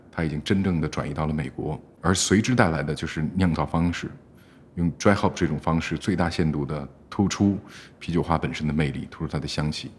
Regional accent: Beijing, China; 我是个老北京

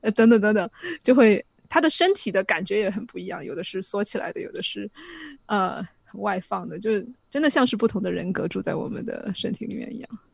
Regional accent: Sichuan, China; accent: Sichuanese; 我们四川话

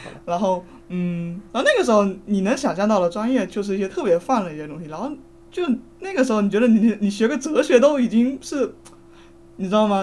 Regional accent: Fujian, China; 我是福建人

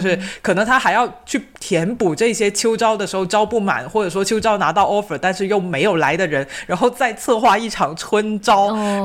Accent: China; 我们国内

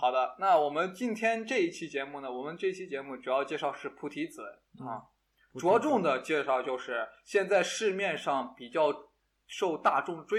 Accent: Shaanxi, China; accent: Shaanxi dialect; 我们陕西话就是啊，经常会说

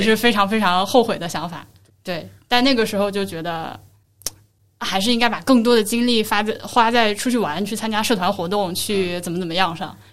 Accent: Hubei, China; 我是湖北的学生嘛，嗯。而且是湖北小城市的学生

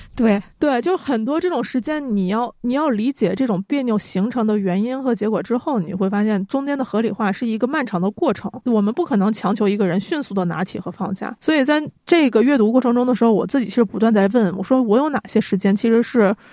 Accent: Northeast China, China; now in Beijing, China; 幸好我是个东北人

